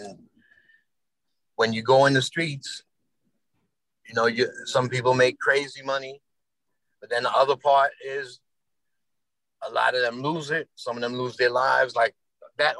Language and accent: English; New York City, New York, United States; I grew up in the South Bronx